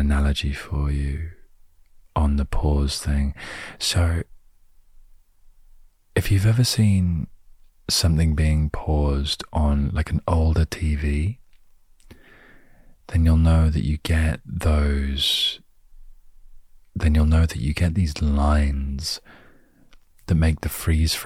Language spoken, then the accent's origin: English; United Kingdom; I'm British